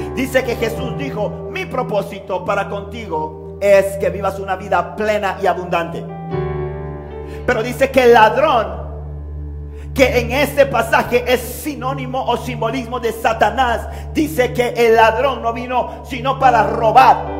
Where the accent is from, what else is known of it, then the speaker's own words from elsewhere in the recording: Panama City, Panama; me crié en Río Abajo, en un barrio difícil